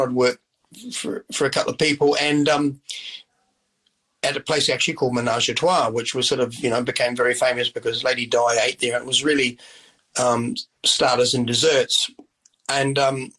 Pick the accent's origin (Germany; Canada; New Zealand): New Zealand; Christchurch, Canterbury; also born or lived in Oxford; I was from Christchurch. We lived in Oxford, which is 30 miles out of Christchurch.